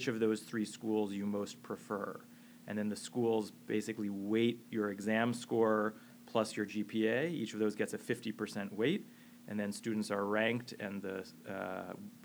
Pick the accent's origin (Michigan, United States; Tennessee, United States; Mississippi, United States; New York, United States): New York, United States; moved away as an adult; now in Boston, United States; I'm a New Yorker born and bred